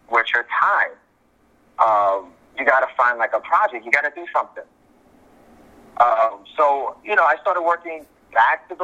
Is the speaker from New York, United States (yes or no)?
yes; New York City, New York, United States; I'm a southpaw from the South Bronx